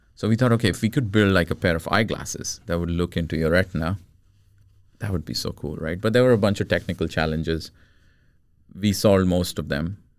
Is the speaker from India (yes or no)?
yes; India; moved away as an adult; also born or lived in United States / Rochester; now in Sweden; I was born in India. I grew up in India till I was about 20, 21 years old. And I moved to the States to study my master's.